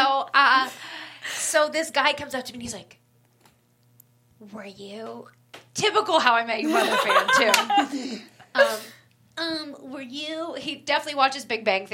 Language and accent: English; Kentucky, United States; also born or lived in New York City; I'm from Kentucky, and I spent majority of my life in Kentucky, but there were 5 years of my life that I lived in New York City